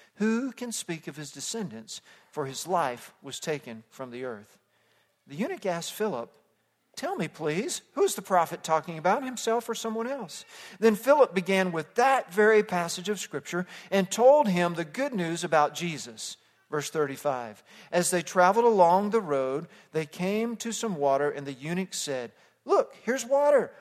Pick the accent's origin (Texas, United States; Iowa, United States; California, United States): Texas, United States; Fort Worth; moved away as an adult; also born or lived in South Africa; Growing up in suburban Fort Worth, Texas